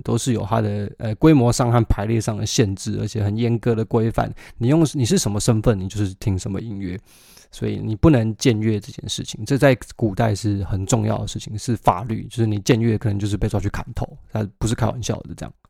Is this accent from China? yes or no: no; Taiwan; moved away as an adult; now in United Kingdom; 我们在台湾长大的孩子